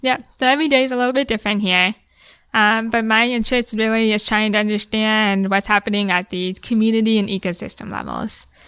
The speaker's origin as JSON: {"language": "English", "region": "Ohio", "country": "United States", "tie": "born or raised there", "also_born_or_lived": "Hawaii / Bermuda", "moved": "as an adult", "lives_now": "Key West, United States", "said": "I grew up in the Midwest"}